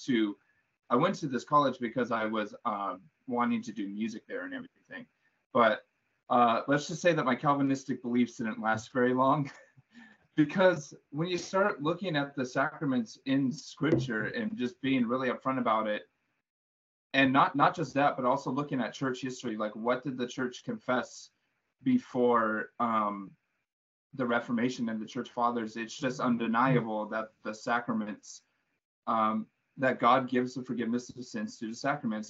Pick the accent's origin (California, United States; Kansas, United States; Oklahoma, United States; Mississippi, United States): California, United States; Southern; moved away as an adult; now in Minnesota, United States; I'm from Southern California, but I go to school in Minnesota